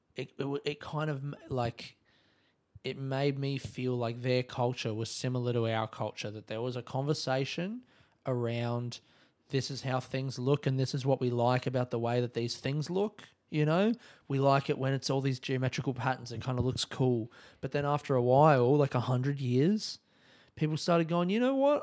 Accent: Australia; I'm Australian

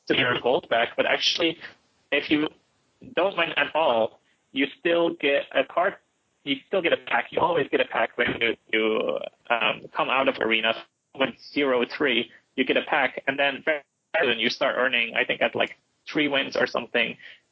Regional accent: Flanders, Belgium; accent: Dutch; first language Dutch; English is a second language; also born or lived in China; the part of Belgium where I'm from is Flanders

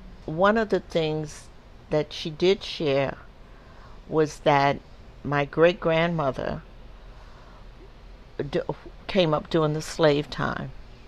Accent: New York, United States; And growing up in New York, you saw, you had to have seen a lot of interracial marriages because in New York it was legal

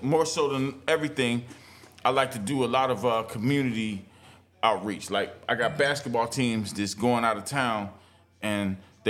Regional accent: Youngstown, Ohio, United States; now in Cartersville, United States; You know, I'm from Ohio. I'm from Youngstown, Ohio.

